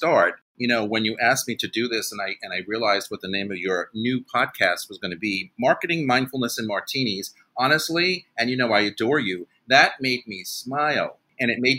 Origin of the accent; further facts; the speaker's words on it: Carmel, New York, United States; also born or lived in Manhattan, New York City; I'm a New Yorker born and raised. I grew up in northern Westchester County, which are suburbs of New York City.